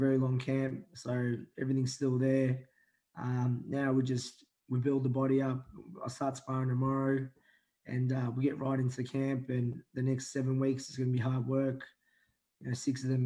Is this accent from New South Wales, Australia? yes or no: no; Melbourne, Victoria, Australia; also born or lived in Manila, Philippines; I grew up in West Heidelberg in reservoir most of my life. I was originally born in Manila in the Philippines. I come here when I was four